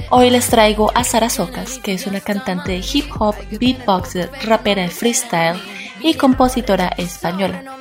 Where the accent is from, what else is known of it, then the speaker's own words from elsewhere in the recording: Dominican Republic; desde República Dominicana, y nos escuchas en Radio Mandinga.